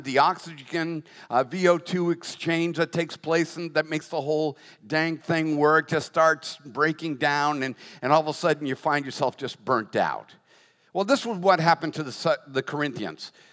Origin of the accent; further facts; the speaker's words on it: United States; as an American